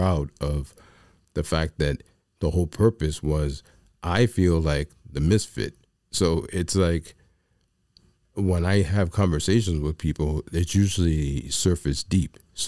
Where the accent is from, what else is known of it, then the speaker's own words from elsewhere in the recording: New York, United States; I'm a New Yorker is how I describe me